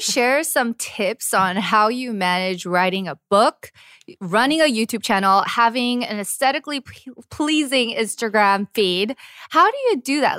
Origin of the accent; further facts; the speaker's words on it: United States; now in South Korea; as an American